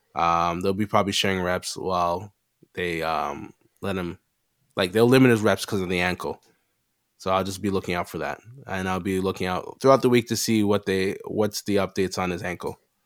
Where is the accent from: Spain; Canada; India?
Canada; we are Canadian.